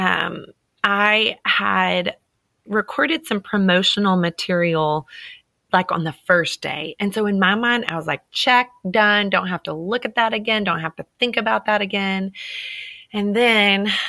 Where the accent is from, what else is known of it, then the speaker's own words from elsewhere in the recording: Texas, United States; I love being a Texan because we have this Texan pride